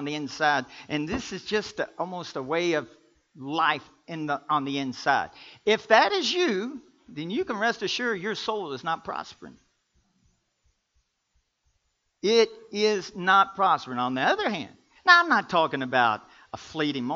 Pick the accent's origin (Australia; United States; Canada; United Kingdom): United States; Kentucky; I'm from Kentucky.